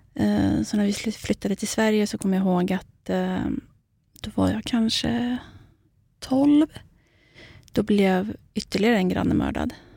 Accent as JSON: {"language": "Swedish", "area": "Iraqi Kurdistan", "region": "Kurdistan Region", "country": "Iraq", "moved": "yes", "lives_now": "Sweden", "said": "Jag är ju själv kurd, mm. så att jag kommer ju från den irakiska delen"}